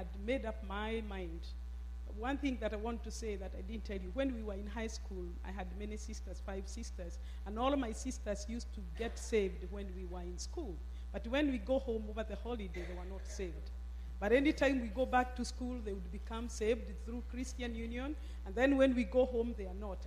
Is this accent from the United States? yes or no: no; Kenya; moved away as an adult; I grew up in Kenya, up country